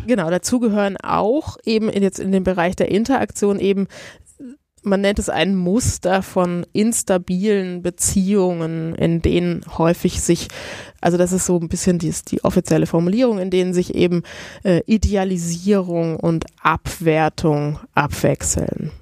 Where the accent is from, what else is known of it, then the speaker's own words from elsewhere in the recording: Italy; moved away; Ich komme aus Italien.